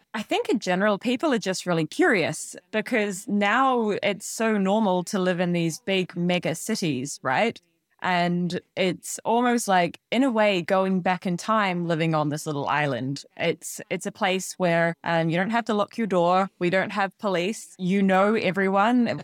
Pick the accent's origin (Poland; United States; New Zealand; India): New Zealand; moved away as an adult; now in Scotland, United Kingdom; I'm originally from New Zealand. I grew up in a very, very small farming town